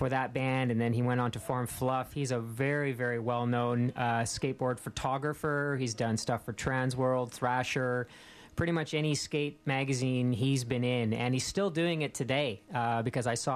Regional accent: Calgary, Alberta, Canada; when I was growing up in Calgary

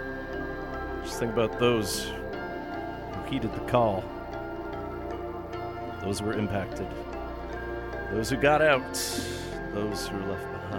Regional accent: Thunder Bay, Ontario, Canada; now in Vancouver, Canada; my hometown of Thunder Bay

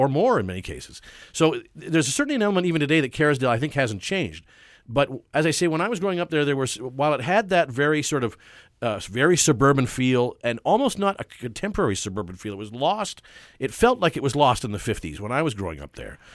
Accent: Vancouver, British Columbia, Canada; I was born and raised in Carsdale

